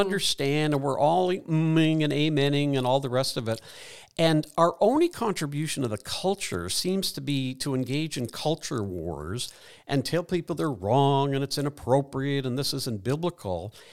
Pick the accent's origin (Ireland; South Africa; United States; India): Ireland; Dublin, Leinster; moved away; an immigrant, I was born in Dublin.